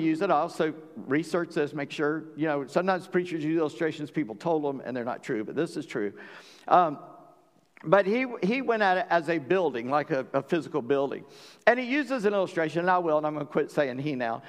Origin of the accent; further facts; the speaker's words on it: South Carolina, United States; My granddad was born in Kentucky, but I was raised in South Carolina